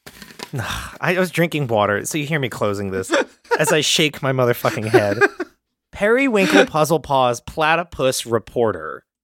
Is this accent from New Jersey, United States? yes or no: yes; suburb of Philadelphia, New Jersey, United States; did Jeff and I grow up in a suburb of Philadelphia